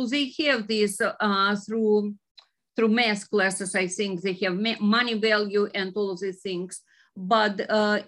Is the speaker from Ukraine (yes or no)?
yes; Ukraine; moved away as an adult; now in United States; originally I am from Ukraine